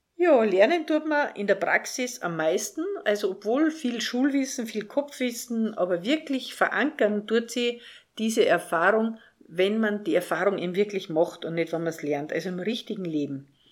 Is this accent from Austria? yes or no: yes; Salzburg, Austria; Ich bin in Salzburg aufgewachsen, in der schönen Stadt Salzburg.